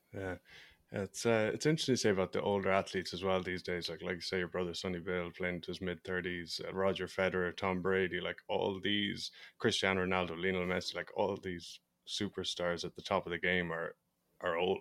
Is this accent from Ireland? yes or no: yes; Ireland; I'm from Ireland